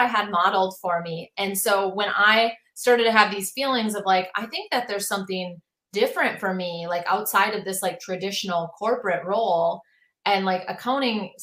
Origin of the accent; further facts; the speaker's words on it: Minneapolis, Minnesota, United States; I'm from Minneapolis